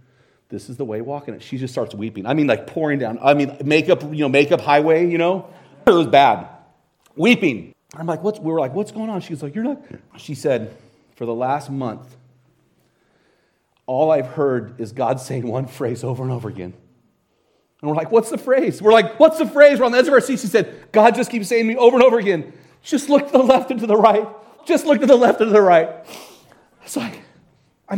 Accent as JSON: {"language": "English", "town": "Hayden", "region": "Idaho", "country": "United States", "said": "I'm from Hayden, Idaho."}